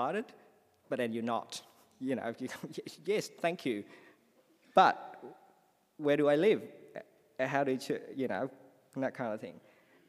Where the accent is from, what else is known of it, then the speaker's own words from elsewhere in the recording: Vietnam; English is a second language; moved away as an adult; also born or lived in Sydney, Australia; now in Australia; I came from Vietnam.